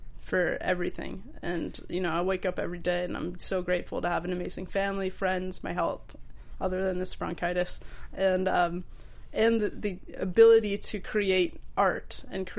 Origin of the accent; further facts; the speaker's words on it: Los Angeles, California, United States; I grew up, like, my childhood home, I guess, what the time I the most spent of my childhood is in Tarzana